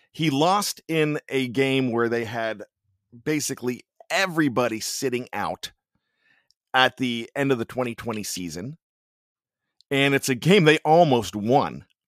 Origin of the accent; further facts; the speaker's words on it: Johnstown, Pennsylvania, United States; accent: Yinzer; now in Maryland, United States; I'm from Western P A. Some of you might argue that 'cause it's Johnstown and say it's central, but West Central, what have you, but my family still has the accent.